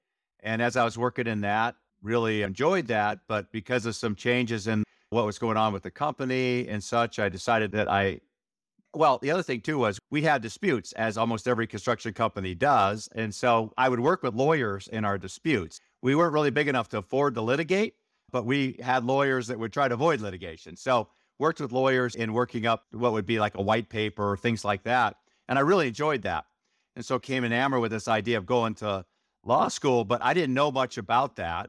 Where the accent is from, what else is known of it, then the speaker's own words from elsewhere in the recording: Montana, United States; I grew up in Montana, and my dad had a irrigation and construction company in Montana.